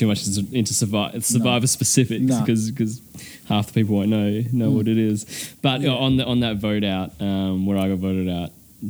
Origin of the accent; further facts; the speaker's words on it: Newman, Western Australia, Australia; I was born in Newman.